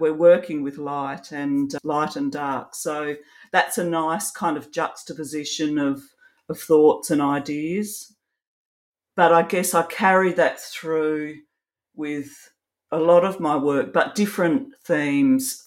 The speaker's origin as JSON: {"language": "English", "country": "Australia", "also_born_or_lived": "Adelaide, South Australia", "said": "I'm an Australian photographer. I live in Adelaide in South Australia."}